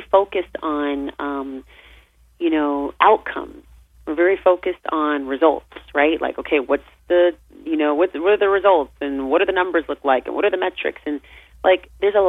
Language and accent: English; California, United States; I grew up in California, and I grew up surrounded by, you know, the beautiful ambient landscape